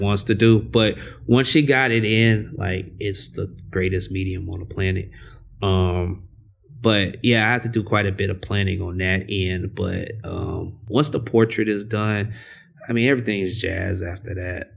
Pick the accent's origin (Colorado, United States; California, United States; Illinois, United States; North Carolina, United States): Illinois, United States; Chicago; growing up in Chicago